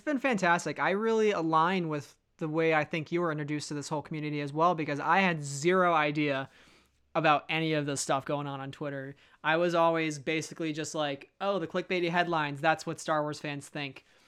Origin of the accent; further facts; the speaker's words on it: Chicago, Illinois, United States; moved away; I grew up in Chicago myself for, you know, thirteen to fourteen years